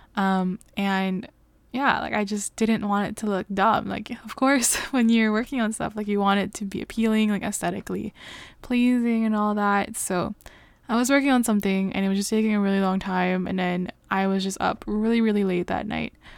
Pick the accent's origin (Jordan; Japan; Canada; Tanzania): Canada; I am Canadian